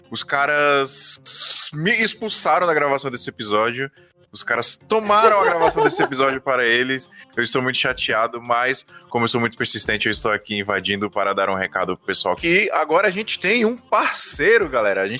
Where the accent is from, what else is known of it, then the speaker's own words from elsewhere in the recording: Fortaleza, Ceará, Brazil; now in Blumenau, Brazil; tenho 24 anos, moro em Blumenau, Santa Catarina, mas sou natural de Fortaleza.